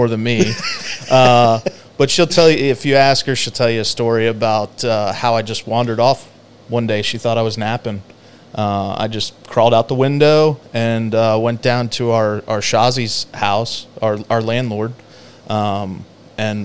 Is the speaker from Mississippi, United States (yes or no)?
yes; Ocean Springs, Mississippi, United States; I'm from Mississippi